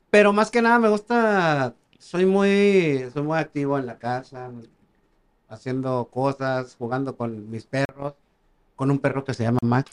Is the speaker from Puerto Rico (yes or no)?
no; Valparaíso, Zacatecas, Mexico; estaba en la primaria allá en, Valparaíso, Zacatecas, de donde soy.